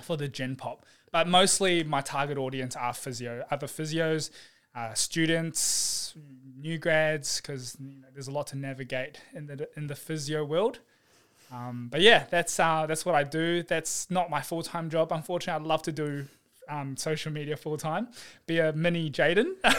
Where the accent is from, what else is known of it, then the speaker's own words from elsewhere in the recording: New Zealand; also born or lived in Taiwan / New South Wales; now in Melbourne, Australia; I was brought up in New Zealand